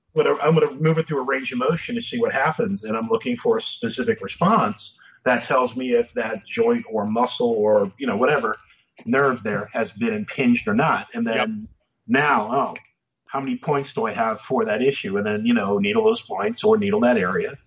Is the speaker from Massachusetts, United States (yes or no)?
yes; Massachusetts, United States; I grew up in Massachusetts